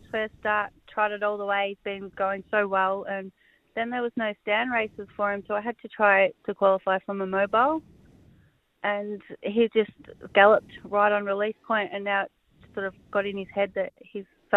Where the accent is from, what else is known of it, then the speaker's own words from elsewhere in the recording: Cranbourne, Victoria, Australia; moved away as an adult; now in Ararat, Australia; I grew up in Cranbourne, and my family is still there, and I didn't move to Ararat until I come up to work for Karen Manning and Andy Gaff in 2003